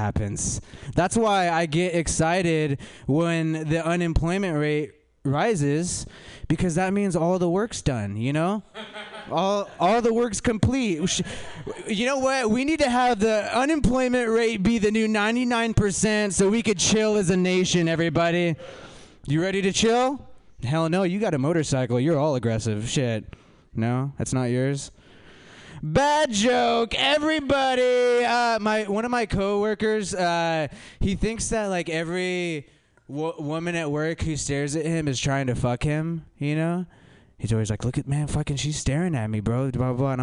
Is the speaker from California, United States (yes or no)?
yes; California, United States; I'm from California